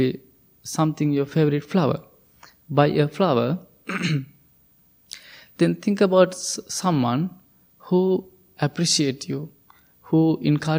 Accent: Sri Lanka; English is a second language; moved away as an adult; I'm originally from Sri Lanka

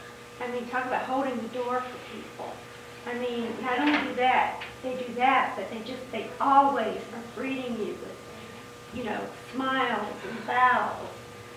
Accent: the South, United States; I was actually raised pretty poor down south

